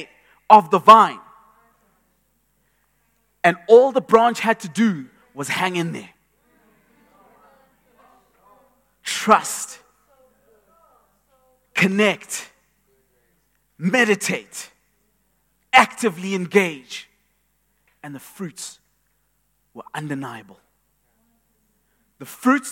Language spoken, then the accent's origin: English; Eastern Cape, South Africa; I grew up in the Eastern Cape, and I would observe my grandfather's cows